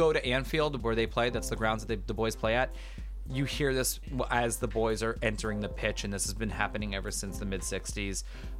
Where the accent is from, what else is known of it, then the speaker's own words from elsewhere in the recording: Florida, United States; I am from Florida. Yeah, 42 years of my life.